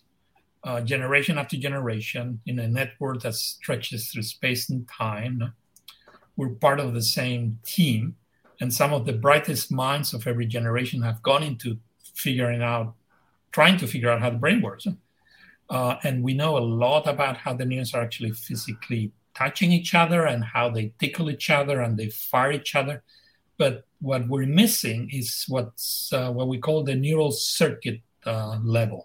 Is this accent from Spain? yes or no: yes; Madrid, Community of Madrid, Spain; moved away as an adult; now in United States; I'm Spanish. I'm from Madrid, from the center of the town